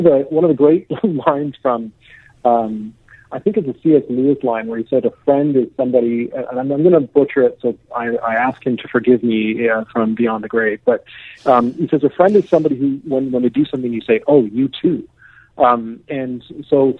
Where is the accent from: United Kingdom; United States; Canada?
Canada; as a Canadian